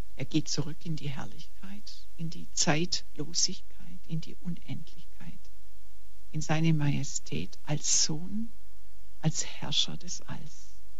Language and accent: German; Germany; also born or lived in Weingarten, Baden-Württemberg